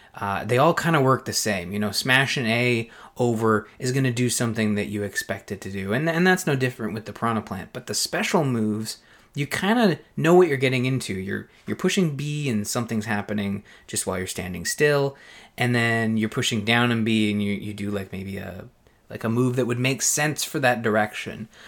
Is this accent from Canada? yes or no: yes; Belleville, Ontario, Canada; up in Belleville, my hometown